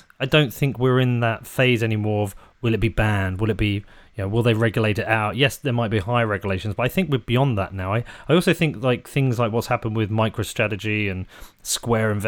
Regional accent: United Kingdom; I'm a Brit

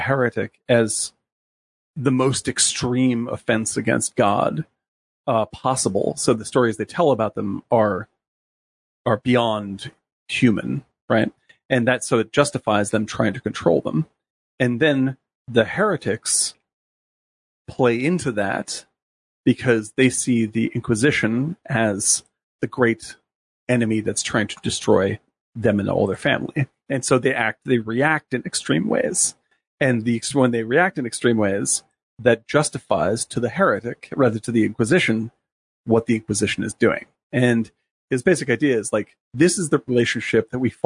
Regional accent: Northeast, United States; moved away; also born or lived in Midwest / the South; I'm from the Northeast originally

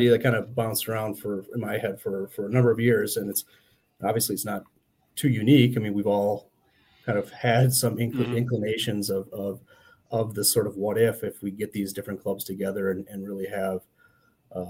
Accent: Saint Paul, Minnesota, United States; I'm from the Twin Cities, originally from St. Paul

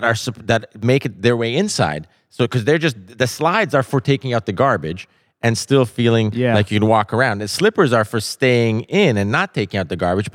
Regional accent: Canada; I'm Canadian.

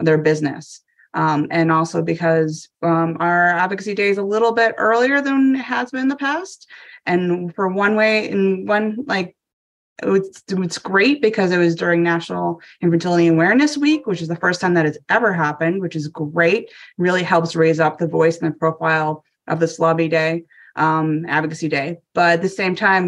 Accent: Maine, United States; now in Washington DC, United States; I'm a former Mainer, maybe a transplanter from Maine is my home state

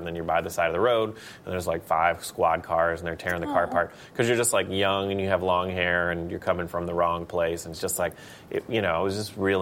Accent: Palestine, Texas, United States; I grew up in Palestine, Texas

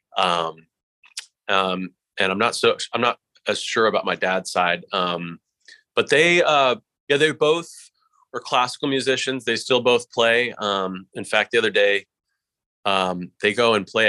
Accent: Chicago, Illinois, United States; moved away as an adult; also born or lived in Nashville; I grew up in Chicago

